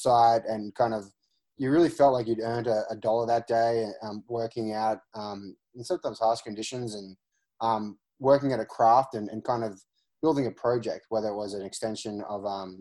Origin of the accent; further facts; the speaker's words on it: Australia; moved away; I'm originally from Australia. I grew up in a construction family.